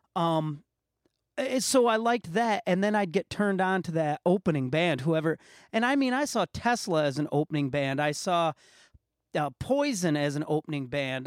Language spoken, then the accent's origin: English; Muskegon, Michigan, United States; my hometown, Muskegon, Michigan, had the L.C. Walker Arena